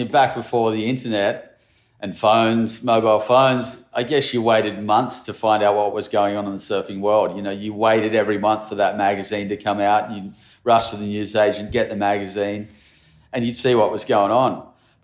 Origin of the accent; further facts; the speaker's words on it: Narrabeen, New South Wales, Australia; I grew up in Narrabeen